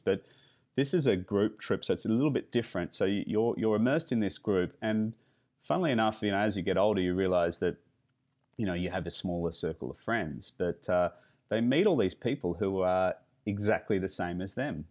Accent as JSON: {"language": "English", "country": "Australia", "said": "that's definitely part of being Australian"}